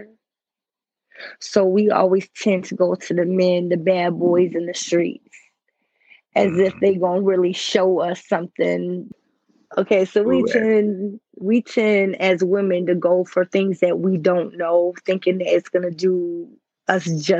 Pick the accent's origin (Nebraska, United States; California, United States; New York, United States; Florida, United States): New York, United States; Lockport; It's a little town called Lockport.